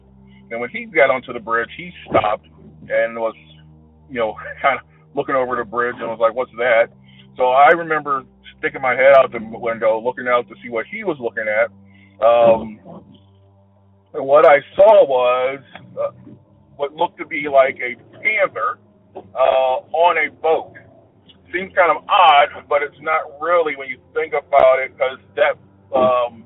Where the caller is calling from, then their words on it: Georgia, United States; I'm calling from Georgia